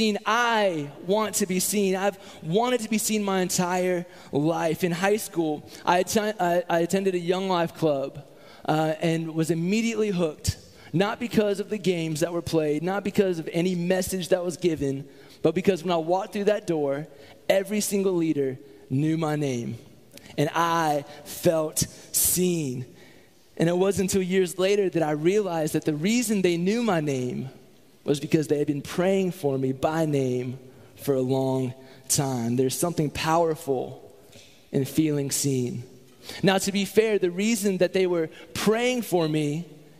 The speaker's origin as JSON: {"language": "English", "town": "Columbia", "region": "South Carolina", "country": "United States", "tie": "born or raised there", "said": "I grew up in Columbia, South Carolina."}